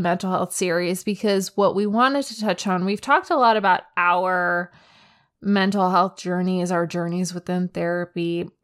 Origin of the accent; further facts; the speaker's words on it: United States; I'm an American kid